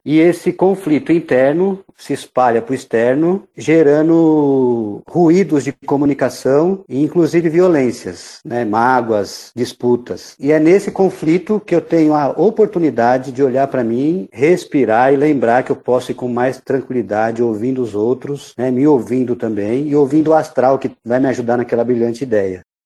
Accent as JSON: {"language": "Portuguese", "region": "São Paulo", "country": "Brazil", "tie": "born or raised there", "said": "vivi a vida inteira em São Paulo. Eu fui criado no interior de Itaquera, na Vila Progresso"}